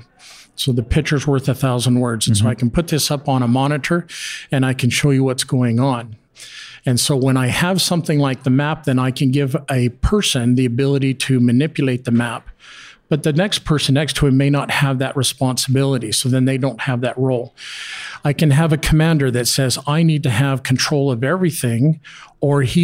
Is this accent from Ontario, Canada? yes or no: no; Calgary, Alberta, Canada; I'm from Calgary where they had a major flood in 2013